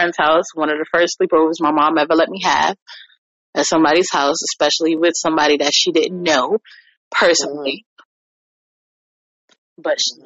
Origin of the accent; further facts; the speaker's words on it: New York, United States; now in Virginia, United States; I'm a New Yorker